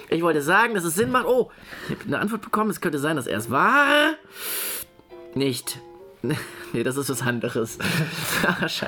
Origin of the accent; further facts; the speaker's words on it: Poland; German is a second language; als Pole, Gebürtiger, kann man das.